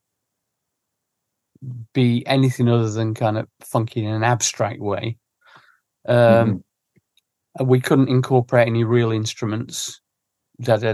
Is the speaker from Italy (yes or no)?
no; Sheffield, Yorkshire and the Humber, United Kingdom; now in London, United Kingdom; growing up in Sheffield